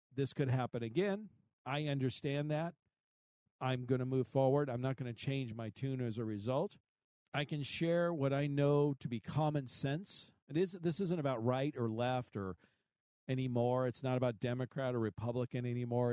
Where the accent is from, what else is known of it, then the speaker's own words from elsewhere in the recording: Kansas City, Missouri, United States; my hometown is Kansas City